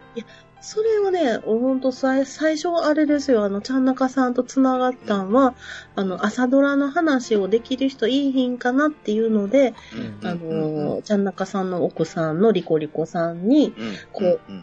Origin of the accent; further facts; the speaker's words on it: Nara, Japan; accent: Kansai dialect; 私あの、奈良 出身なんですけど